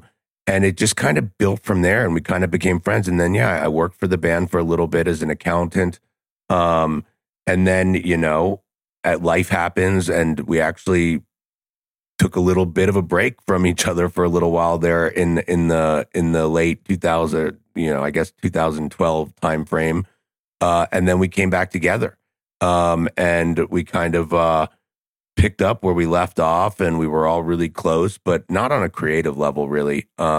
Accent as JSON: {"language": "English", "town": "Lancaster", "region": "Pennsylvania", "country": "United States", "said": "I'm from Lancaster, Pennsylvania"}